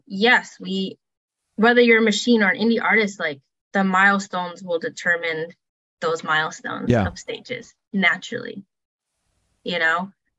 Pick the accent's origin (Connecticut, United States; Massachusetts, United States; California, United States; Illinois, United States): Illinois, United States; Chicago; Yeah, I would say Lollapalooza, just because I'm from Chicago, like that's my home city because of art school.